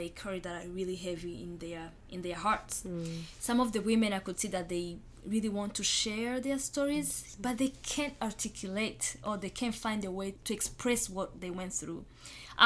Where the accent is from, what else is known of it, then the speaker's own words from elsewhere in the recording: Rwanda; moved away; I was born and raised in Rwanda myself as a genocide survivor. I grew up in Rwanda with a lot of survivors around me.